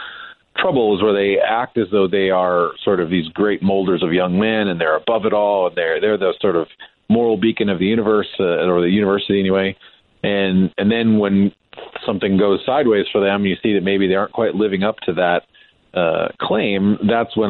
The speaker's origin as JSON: {"language": "English", "region": "Montana", "country": "United States", "tie": "born or raised there", "said": "I was from Montana and I grew up there."}